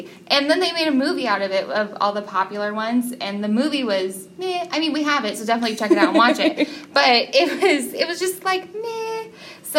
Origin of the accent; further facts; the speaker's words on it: Arizona, United States; reading it as a woman in her early 20s growing up in Arizona